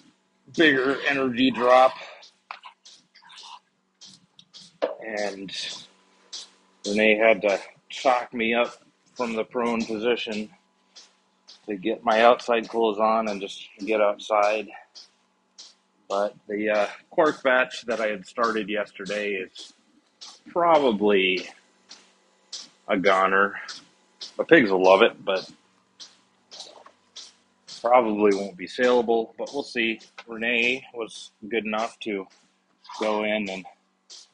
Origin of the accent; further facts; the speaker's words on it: Midwestern American, United States; as a Midwestern American